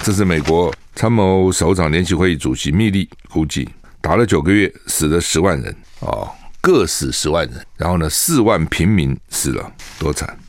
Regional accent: Taiwan; 我们。台湾人的眼睛都很不好

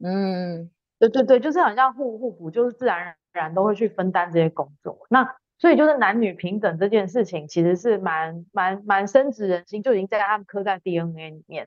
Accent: Taiwan; moved away as an adult; also born or lived in Sweden; now in Denmark; 我基本上是台湾长大一个女生，中间一度有到瑞典念书，然后呢，也跟大家一样是个上班族

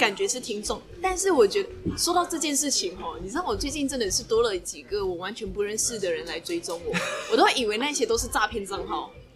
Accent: Malaysia; now in Taiwan; 我一个马来西亚人

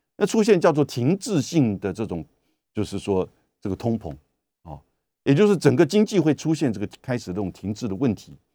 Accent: Taiwan; 我们台湾这边当然也就跟随了西方媒体

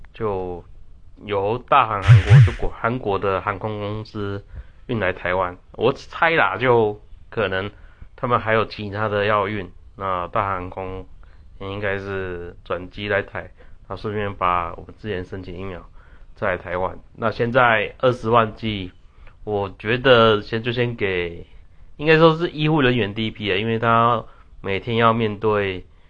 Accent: Taiwan; 我们台湾人就大家团结一点

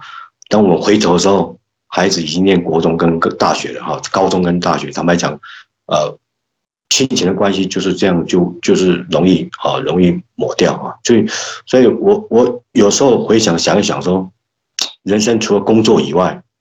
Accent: Yilan County, Taiwan; 那我们现在林家的祖坟哦，还在那个宜兰的顶埔，所以我我们。对宜兰，它是一个怎么样？是我们家乡的圣地了哈。

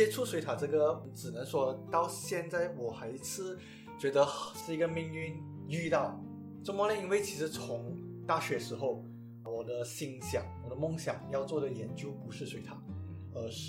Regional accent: Malaysia; 我们身为马来西亚人

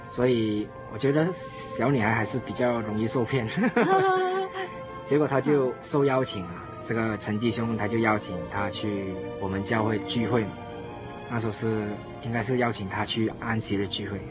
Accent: Malaysia; 我是来自马来西亚

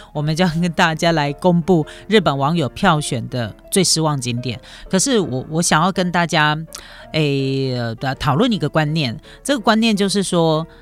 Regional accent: Taiwan; 以我台湾人的角度来说哈

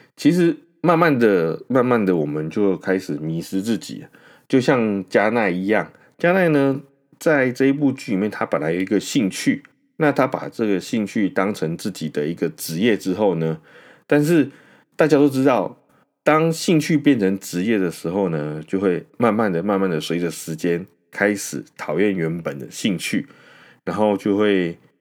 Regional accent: Taoyuan, Taiwan; moved away as an adult; now in New Taipei, Taiwan; 我本身呢是桃园人， 虽然说，呃，我没有住在桃园，但是呢，我的老家其实距离那些本土案例的确诊者所出现的那些位置， 呃， 非常，非常的近

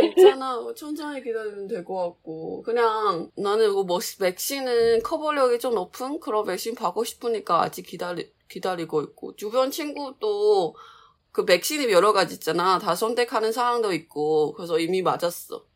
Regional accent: Changhua, Changhua County, Taiwan; Korean is a second language; 내 고향이 짱화잖아

